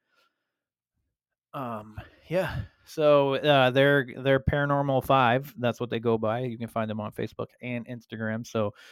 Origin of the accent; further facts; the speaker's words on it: Sanford, Maine, United States; right here in my hometown of Sanford, Maine